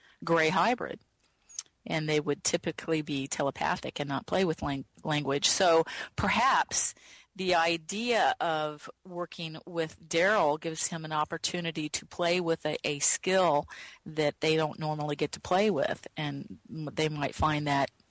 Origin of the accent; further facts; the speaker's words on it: the Bible Belt, United States; moved away; also born or lived in California; I grew up in the Bible Belt